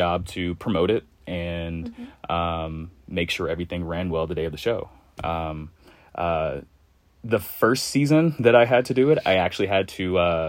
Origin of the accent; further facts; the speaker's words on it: Louisville, Kentucky, United States; also born or lived in Lexington, Kentucky; I am from Louisville.